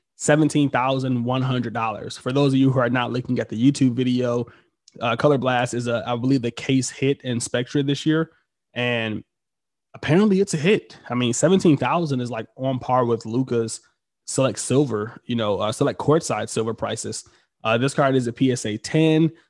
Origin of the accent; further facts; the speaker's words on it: Detroit, Michigan, United States; I'm from Detroit